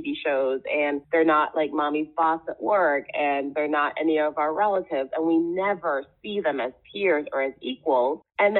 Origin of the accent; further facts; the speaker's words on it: Jamaica; also born or lived in Trinidad and Tobago; now in United States; I didn't grow up here. I grew up in the Caribbean. I grew up in the West Indies, and I grew up in Jamaica, and I grew up in Trinidad, where we talk about race all the time.